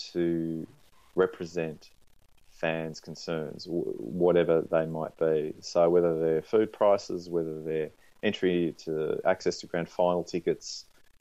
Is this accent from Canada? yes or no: no; Australia; moved away as an adult; also born or lived in Canberra, Australian Capital Territory / Sydney, New South Wales; now in Melbourne, Australia; I grew up in Canberra and Sydney